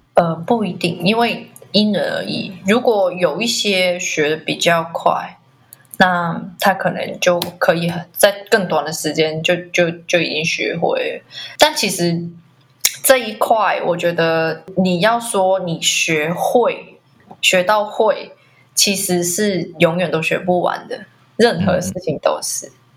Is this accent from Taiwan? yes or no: no; Macau; 我是来自澳门的，呃，艺术工作者